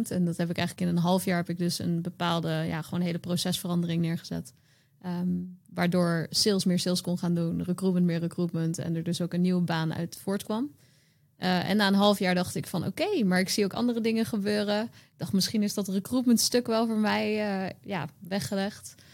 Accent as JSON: {"language": "Dutch", "region": "Utrecht", "country": "Netherlands", "lives_now": "Rotterdam, Netherlands", "said": "ik was toen net naar Rotterdam verhuisd en ik kwam uit Utrecht."}